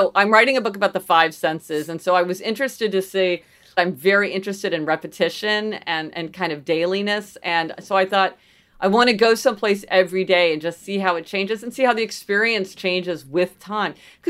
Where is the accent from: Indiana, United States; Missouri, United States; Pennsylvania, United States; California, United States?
Missouri, United States; Kansas City; also born or lived in New Haven; So I grew up in Kansas City, Missouri, which is sort of, you know, Midwestern city, and spent a lot of time in New Haven for many years.